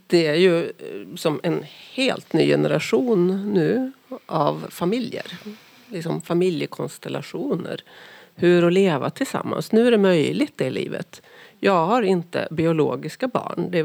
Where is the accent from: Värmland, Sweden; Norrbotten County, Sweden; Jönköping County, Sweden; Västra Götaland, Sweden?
Värmland, Sweden; Karlstad; now in Norway; Vi, Vi är, är ju från Karlstad bägge två.